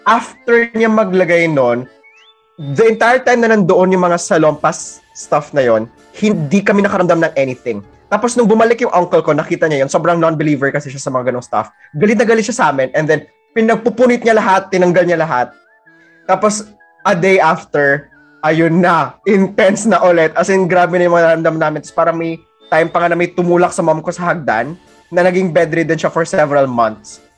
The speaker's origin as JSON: {"language": "Tagalog", "town": "Tacloban", "region": "Eastern Visayas", "country": "Philippines", "tie": "born or raised there", "moved": "yes", "said": "back in the province, taga Tacloban kasi ako. And then, yung house namin is an old Spanish house na style."}